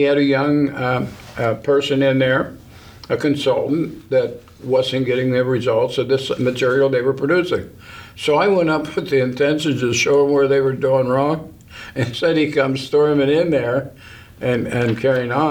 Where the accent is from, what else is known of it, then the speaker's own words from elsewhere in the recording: Wheeling, West Virginia, United States; also born or lived in Mount Pleasant, Ohio; I was born in North Wheeling Hospital